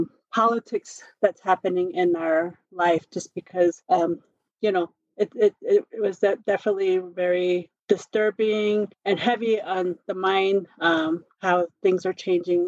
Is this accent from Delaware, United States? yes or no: no; Pinon, Arizona, United States; now in Albuquerque, United States; I'm Navajo. I was raised on the Navajo reservation.